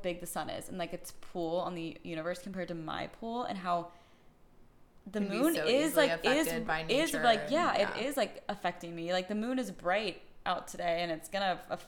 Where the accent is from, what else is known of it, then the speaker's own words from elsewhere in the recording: Austin, Texas, United States; I was born in Austin, Texas